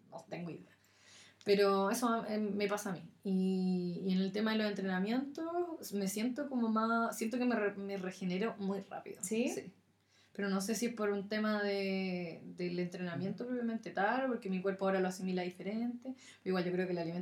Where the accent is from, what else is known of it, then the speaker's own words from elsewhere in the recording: Curicó, Maule, Chile; also born or lived in Concepción, Chile; now in Santiago, Chile; yo tampoco soy de Santiago, entonces doy ese dato, yo nací en Curicó